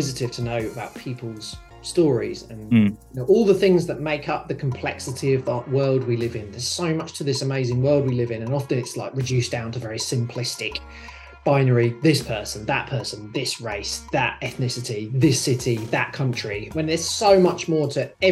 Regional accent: United Kingdom; now in Sydney, Australia; I'm from the United Kingdom

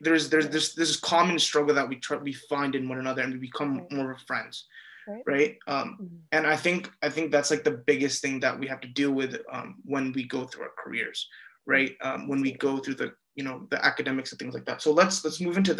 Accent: Bay Area, California, United States; I'm from the Bay Area, so there's, like, a lot of brown kids

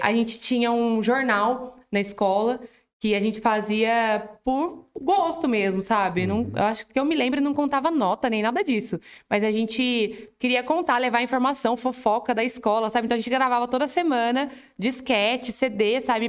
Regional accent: Santo Antônio do Jardim, São Paulo, Brazil; also born or lived in Espírito Santo do Pinhal; cresci lá. Na uhum. verdade, uhum. eu moro até hoje onde eu fui criada

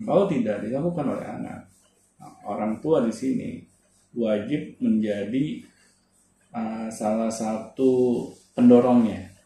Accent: Jakarta, Indonesia; dulu saya sekolah di daerah Blok M

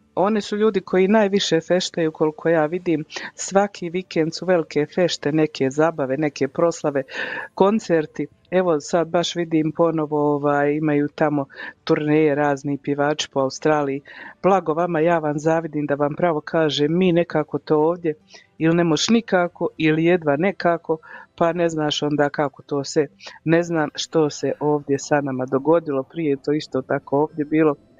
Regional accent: Croatia; now in Calgary, Canada; kod nas u Hrvatskoj

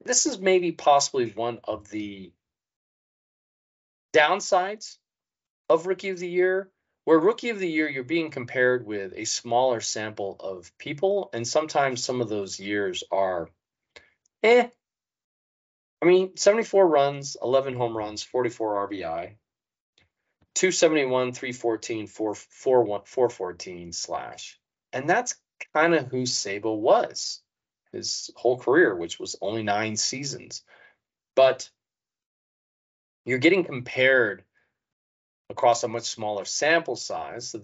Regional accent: Sacramento, California, United States; growing up in Sac, Steve Sachs was a big deal.

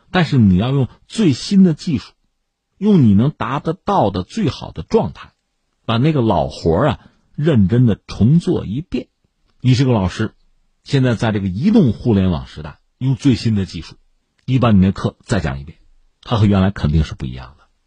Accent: China; 我们中国人

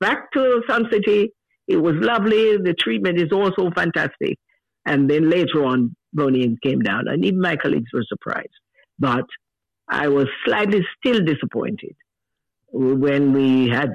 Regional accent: Jamaica; moved away; I'm Jamaican

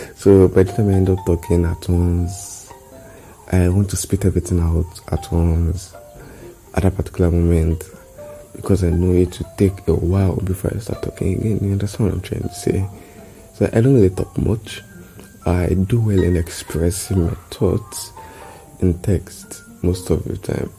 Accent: Nigeria; I'm an Nigerian

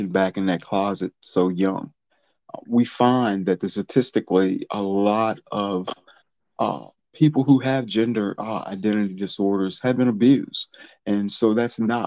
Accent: Charlottesville, Virginia, United States; I'm a native of Charlottesville in Alamar County. I lived in North Garden all my life.

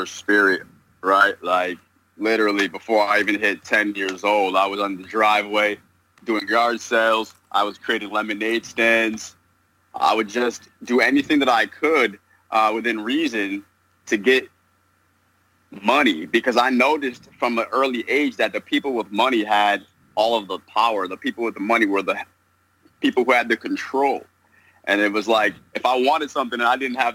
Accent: New York, United States; now in Southern California, United States; currently living in Southern California, and I'm originally from New York

